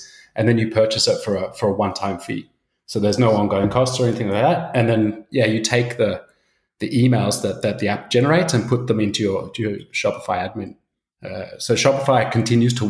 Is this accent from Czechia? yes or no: no; Australia; moved away as an adult; now in Copenhagen, Denmark; I'm originally from Australia. My dad's Swedish, so I've got a super Swedish name, but been living in Copenhagen for about 12 years